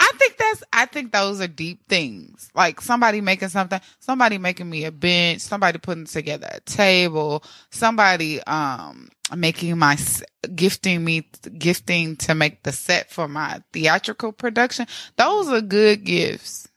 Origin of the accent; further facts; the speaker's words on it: Midwest, United States; moved away; I come from Midwest